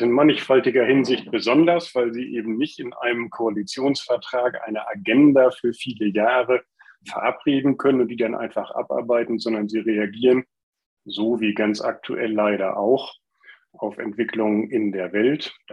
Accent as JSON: {"language": "German", "region": "Lower Saxony", "country": "Germany", "tie": "born or raised there", "said": "bin weiter im Landesvorstand geblieben der FDP in meinem Heimatland Niedersachsen"}